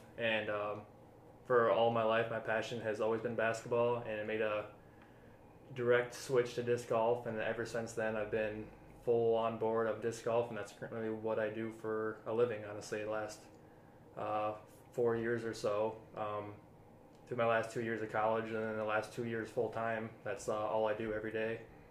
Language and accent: English; Alpena, Michigan, United States; also born or lived in Kalamazoo, Michigan; I grew up in Alpena. I've been in Alpena most of my life. Went to Alpena High School. After I graduated, I went into Alpena Community College.